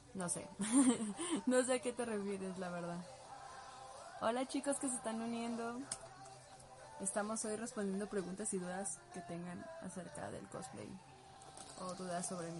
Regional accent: Guadalajara, Jalisco, Mexico; soy de Guadalajara.

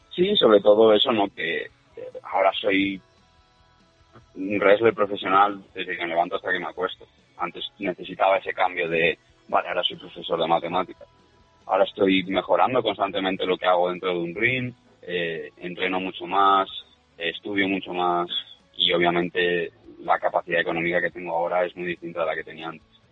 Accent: Spain; siendo español

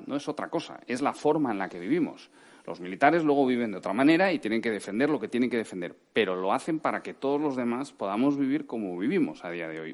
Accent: Spain; yo soy diplomático español

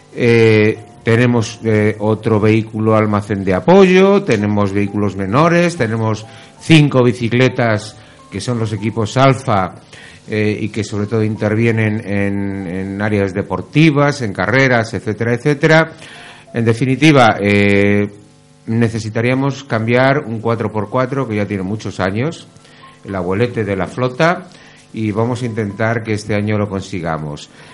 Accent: Getafe, Community of Madrid, Spain; en mi pueblo, que es Getafe

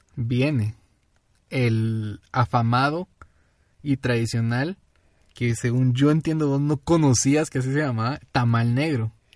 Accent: Guatemala City, Guatemala Department, Guatemala; somos guatemaltecos, somos chapines

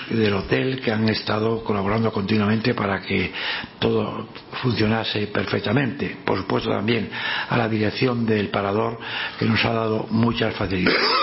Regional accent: Spain; como español siempre he sentido pues un gran orgullo

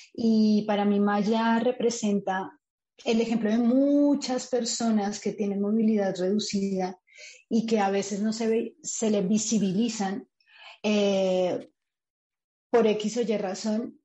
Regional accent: Colombia; moved away as an adult; now in Spain; la primera vez que me fui del país o que salí del país de Colombia

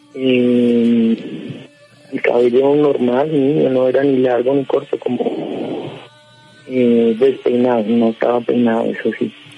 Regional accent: Cúcuta, Norte de Santander, Colombia; moved away as an adult; now in Bogotá, Colombia; Yo soy, yo soy de Cúcuta y pues ahorita actualmente estoy acá en Bogotá, pero apenas hace dos años

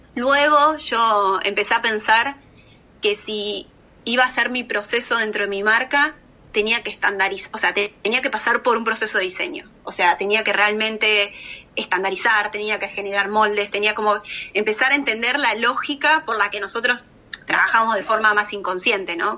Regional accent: Argentina; moved away; a mí como argentina

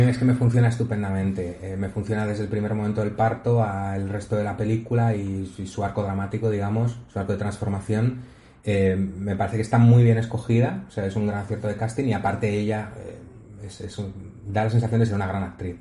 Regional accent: Spain; como español

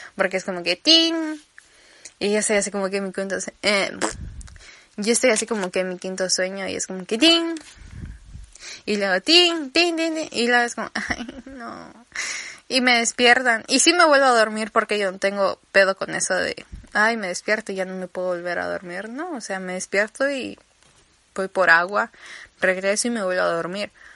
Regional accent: Campeche, Mexico; accent: campechano; tengo que resetear mi acento a campechano.

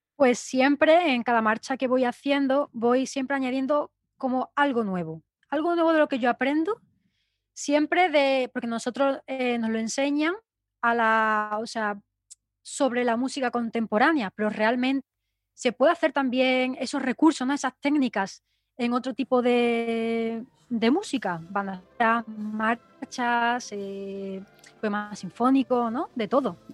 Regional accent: La Palma del Condado, Andalusia, Spain; soy hermana del Nazareno de La Palma del Condado

